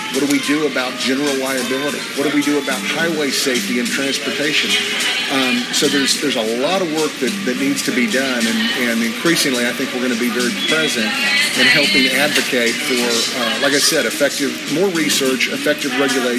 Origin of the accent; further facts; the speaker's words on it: Oklahoma, United States; people from my home state of Oklahoma, for instance, don't want Las Vegas, Nevada alcohol laws.